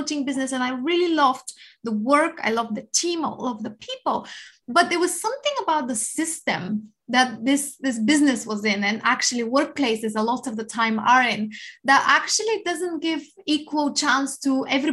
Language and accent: English; Bulgaria; now in Winchester, United Kingdom; I come from Bulgaria. However, I live in Winchester in England, so Hampshire, lovely place of the UK. And I came here in 2007